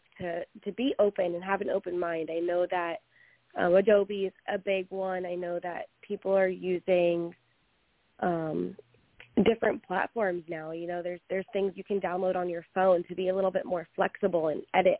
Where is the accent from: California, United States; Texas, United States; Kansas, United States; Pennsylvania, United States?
Pennsylvania, United States; Philadelphia; moved away as an adult; now in Florida, United States; I'm originally from the Philadelphia area, just a little bit northeast, and then went to Penn State for school